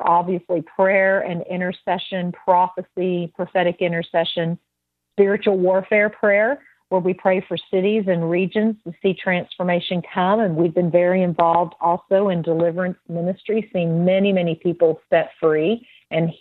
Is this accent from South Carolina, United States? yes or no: no; Texas, United States; we're from Texas